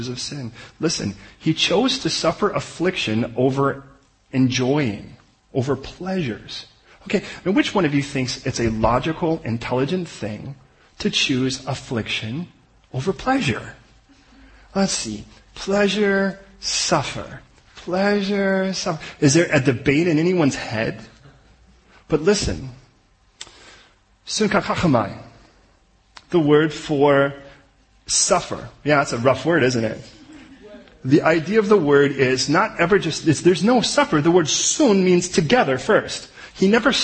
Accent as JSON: {"language": "English", "country": "United States", "said": "we're American"}